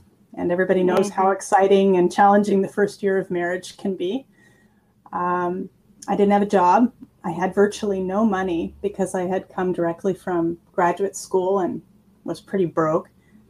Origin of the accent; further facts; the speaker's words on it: California, United States; also born or lived in Idaho / Texas / Georgia / Mississippi; now in Graz, Austria; I'm originally from the United States. I was born in California, but lived in many places, including Idaho, Texas, Georgia, and Mississippi, before I moved to Austria in 2004, so almost 17 years ago.